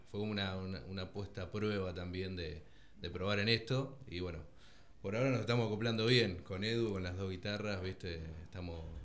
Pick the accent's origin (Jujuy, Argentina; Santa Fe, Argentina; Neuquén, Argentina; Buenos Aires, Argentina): Buenos Aires, Argentina; now in Tandil, Argentina; también vengo de Buenos Aires, o sea, vivo hace poco en Tandil